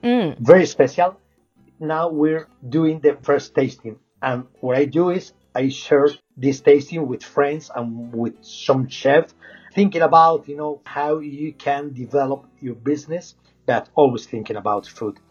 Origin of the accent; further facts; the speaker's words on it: Salamanca, Castile and León, Spain; English is a second language; moved away; I'm from Salamanca